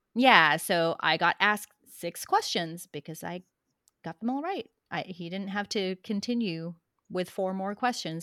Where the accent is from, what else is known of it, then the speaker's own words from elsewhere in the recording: Philippines; also born or lived in Australia / Texas; now in United States; I was born in the Philippines